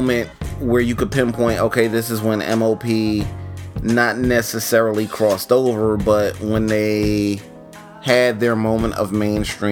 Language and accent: English; New York, United States; I'm from New York, but I'm not from the streets of New York. I'm from Harlem.